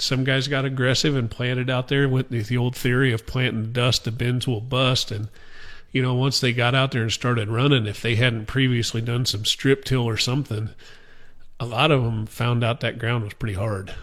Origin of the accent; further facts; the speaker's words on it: Guide Rock, Nebraska, United States; I grew up on our, our family farm at Guide Rock, Nebraska